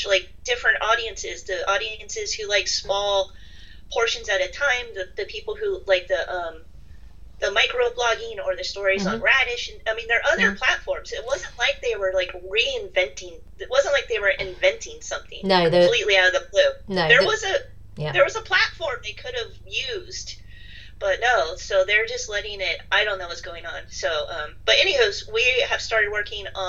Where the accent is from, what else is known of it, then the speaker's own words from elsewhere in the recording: United States; being American and British